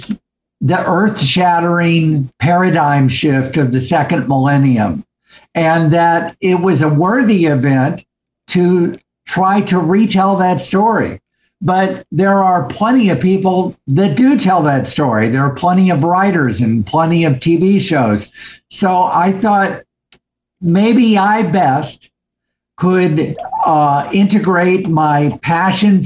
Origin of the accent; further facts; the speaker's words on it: St. Louis, Missouri, United States; My high school, Webster Groves High School in St. Louis, Missouri